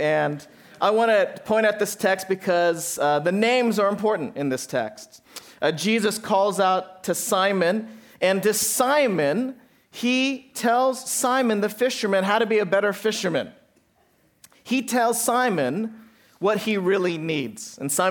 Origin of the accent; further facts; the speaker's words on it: Santa Barbara, California, United States; hard to order pizza with the last name … I'm serious. This is what my whole life was, right, Dad, growing up in Santa Barbara.